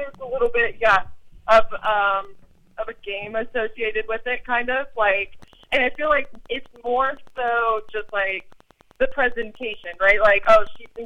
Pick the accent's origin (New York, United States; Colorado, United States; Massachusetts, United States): Colorado, United States; Colorado Springs; I'm from Colorado Springs